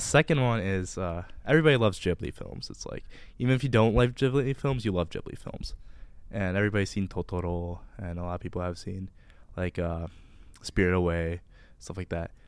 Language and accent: English; Livonia, Michigan, United States; I'm from Livonia, Michigan, which, if you don't know, is a soulless suburb of Detroit